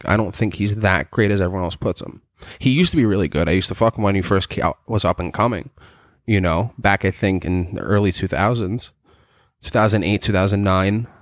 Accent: New York City, New York, United States; I grew up in Staten Island

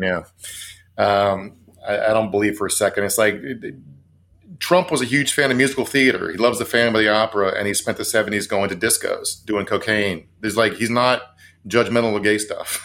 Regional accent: Virginia, United States; Virginia, my home state.

